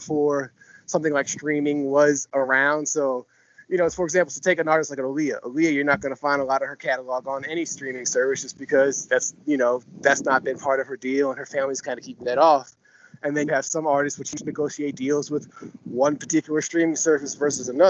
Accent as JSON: {"language": "English", "town": "New Brunswick", "region": "New Jersey", "country": "United States", "moved": "yes", "lives_now": "New Zealand", "said": "I'm originally from Jersey."}